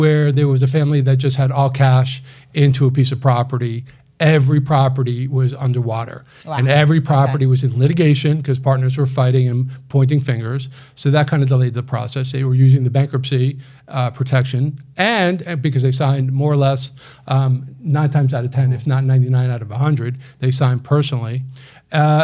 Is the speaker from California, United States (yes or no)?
no; Bergen County, New Jersey, United States; moved away as an adult; now in Houston, United States; I'm actually from Bergen County. Well, I went to high school in Bergen County, lived just north of Bergen County. So I'm a New Jersey through and through